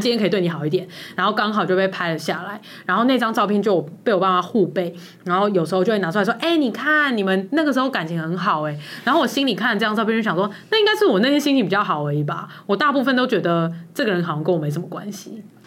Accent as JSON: {"language": "Chinese", "region": "Taipei", "country": "Taiwan", "tie": "born or raised there", "also_born_or_lived": "Dazhi, Taipei", "said": "因为从我离开内湖的那一刻，那个晚上起，我觉得我就是一个失根的人。嗯，然后我在大直没有感受到任何我有落地的感觉。"}